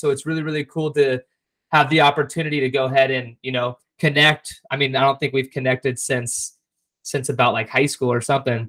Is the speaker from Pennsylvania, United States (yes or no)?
no; Orange County, California, United States; a lot of us growing up in Orange County